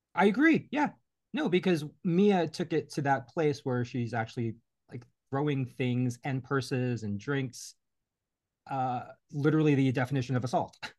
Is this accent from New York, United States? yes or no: yes; New York, United States; as a New Yorker